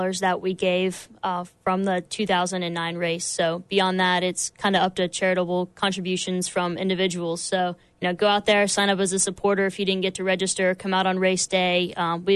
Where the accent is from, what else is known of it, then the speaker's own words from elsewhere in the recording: Columbus, Ohio, United States; moved away as an adult; I'm from Columbus, Ohio